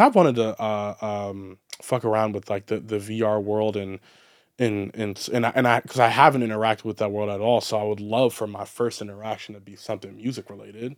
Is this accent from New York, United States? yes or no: no; Baltimore, Maryland, United States; growing up in Baltimore